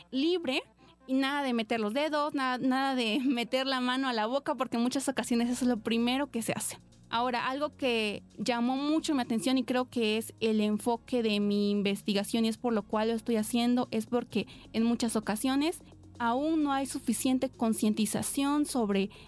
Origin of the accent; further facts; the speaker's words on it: Oaxaca, Mexico; now in Poza Rica, Mexico; tengo 23 años, soy originaria de Oaxaca y actualmente estudio en la Universidad Veracruzana, en la facultad que se encuentra en Poza Rica, Tuxpan